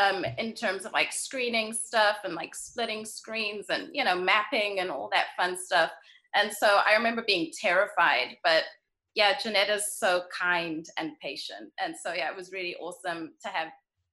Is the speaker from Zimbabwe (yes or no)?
yes; Bulawayo, Zimbabwe; also born or lived in England / Botswana; I was born in Zimbabwe, in Bulawayo, Zimbabwe. And then my parents moved to England shortly after I was born, and then back to Zimbabwe, and then to Botswana, but kept me in school in Zimbabwe. So I split my time between Botswana and Zimbabwe.